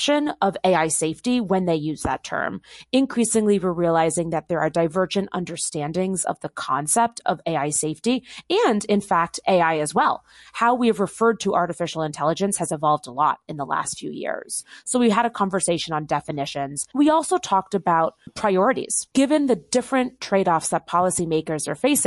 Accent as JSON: {"language": "English", "town": "Bedford", "region": "New York", "country": "United States", "tie": "born or raised there", "said": "the hometown that I grew up in Bedford, New York"}